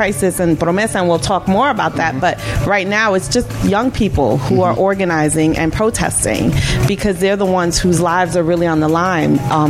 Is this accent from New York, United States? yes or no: yes; New York City, New York, United States; moved away as an adult; now in Upstate New York, United States; And I am born and raised in El Barrio. I am Puerto Rican.